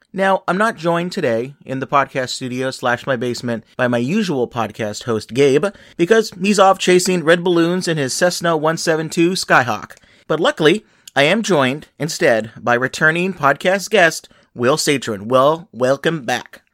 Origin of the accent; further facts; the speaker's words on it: Los Angeles, California, United States; a station that I grew up with in Los Angeles